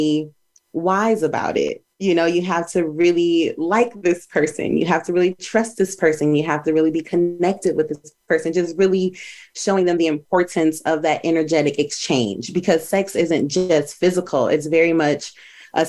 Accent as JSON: {"language": "English", "region": "Minnesota", "country": "United States", "also_born_or_lived": "Charlotte, North Carolina", "moved": "as an adult", "said": "I'm from Minnesota, and I had just moved to Charlotte, North Carolina"}